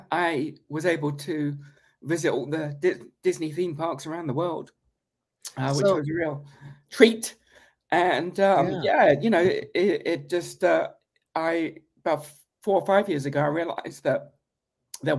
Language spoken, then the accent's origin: English; United Kingdom; moved away; when I was a young British school kid. I mean, I'm still British